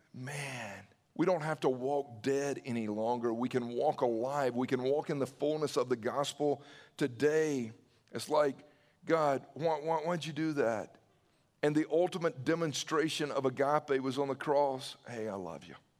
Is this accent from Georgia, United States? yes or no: yes; Newnan, Georgia, United States; I remember growing up in Noonan